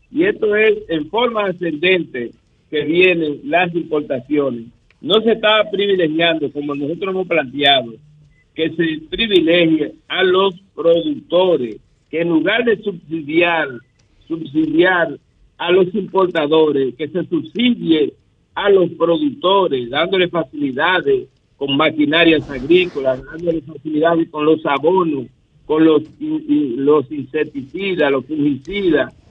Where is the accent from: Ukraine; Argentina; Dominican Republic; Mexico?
Dominican Republic; Y nosotros como República Dominicana aquí estamos en capacidad de producir eh, nuestros alimentos